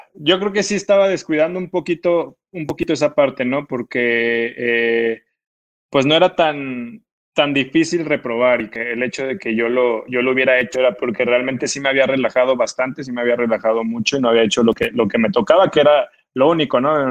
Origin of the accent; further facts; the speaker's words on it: Mexico; also born or lived in Guadalajara; now in Morelia, Mexico; marcan a uno como, como jugador mexicano